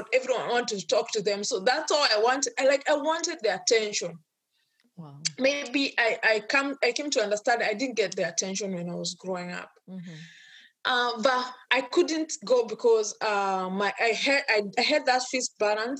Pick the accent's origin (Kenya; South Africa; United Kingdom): Kenya; now in United States; I'm born and brought up in Kenya, in an African culture